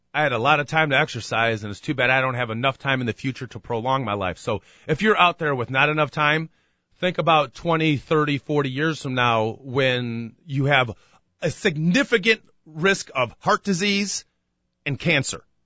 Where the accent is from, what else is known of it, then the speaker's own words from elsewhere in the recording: United States; we, the American people